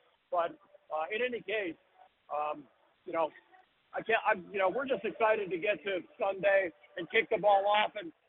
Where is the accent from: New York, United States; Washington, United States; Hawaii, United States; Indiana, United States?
Hawaii, United States; now in San Francisco, United States; I'm originally from Hawaii.